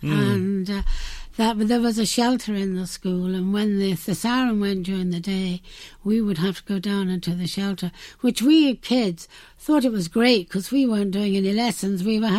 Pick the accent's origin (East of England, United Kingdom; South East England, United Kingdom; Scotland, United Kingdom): South East England, United Kingdom; Carshalton; I was born in a place called Carshalton Beaches in Surrey.